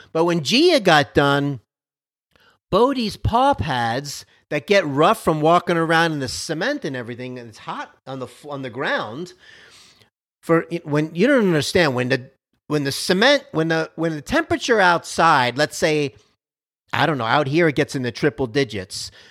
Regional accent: Miami, Florida, United States; now in Dallas, United States; I'm from Miami, Florida. I'm a Miami Dolphin fan by default, even though I'm out here in Dallas

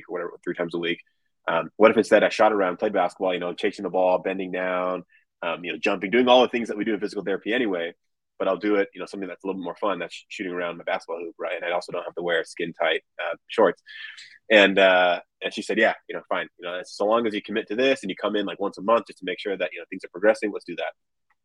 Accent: Southern California, United States; growing up in California

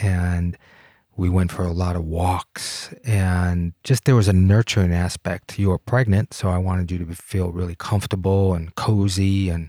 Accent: Detroit, Michigan, United States; now in Colorado, United States; It was wonderful. It was absolutely wonderful. I didn't miss the city at all.

